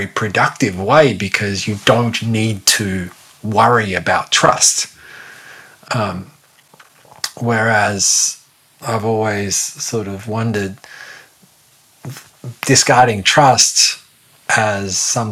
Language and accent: English; Australia; I'm Australian